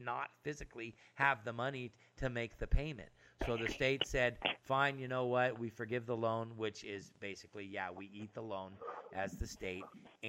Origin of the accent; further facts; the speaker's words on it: Phoenix, Arizona, United States; I was born in Phoenix.